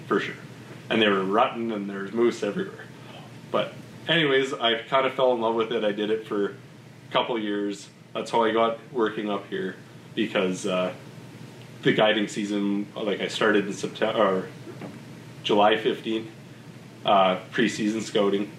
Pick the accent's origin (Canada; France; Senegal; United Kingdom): Canada; Vernon, British Columbia; moved away as an adult; also born or lived in Okanagan; now in Peace Country, Canada; I said I was from Vernon